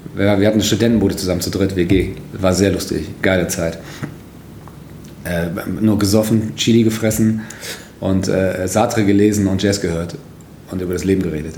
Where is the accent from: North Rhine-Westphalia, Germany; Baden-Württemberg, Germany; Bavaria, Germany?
North Rhine-Westphalia, Germany; Moers; ich komme aus einer Kleinstadt, aus Mörs